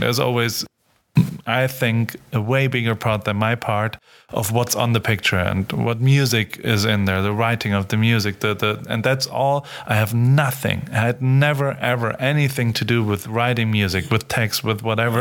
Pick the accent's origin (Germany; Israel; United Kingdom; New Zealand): Germany; Heidelberg, Baden-Württemberg; I grew up in Heidelberg